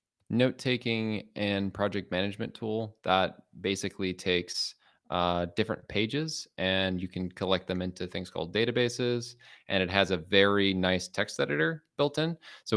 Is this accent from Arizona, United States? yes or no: no; Chicago, Illinois, United States; I'm from Chicago.